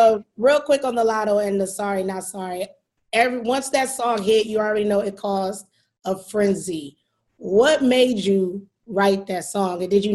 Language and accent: English; Detroit, Michigan, United States; I'm from Detroit. People are like, you're not really from Detroit. You're from Detroit. You're from the outskirts.